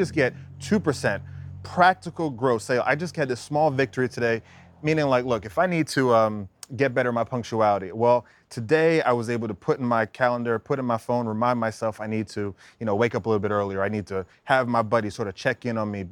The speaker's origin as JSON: {"language": "English", "country": "United States", "tie": "born or raised there", "also_born_or_lived": "Bahamas", "said": "my parents took me from the Bahamas when I was 2 years old and I grew up in America"}